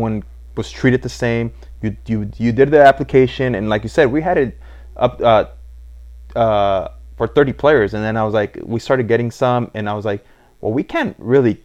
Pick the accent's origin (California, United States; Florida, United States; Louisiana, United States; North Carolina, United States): California, United States; Los Angeles; I was born and raised in East